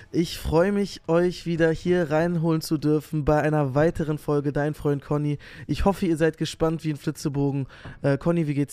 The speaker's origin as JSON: {"language": "German", "region": "Berlin", "country": "Germany", "said": "Also, so als Berliner muss man das schon wissen, eigentlich."}